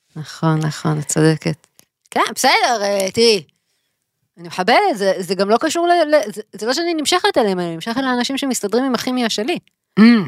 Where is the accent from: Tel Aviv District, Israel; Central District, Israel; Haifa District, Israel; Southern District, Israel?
Tel Aviv District, Israel; Tel Aviv; גדלנו בתל אביב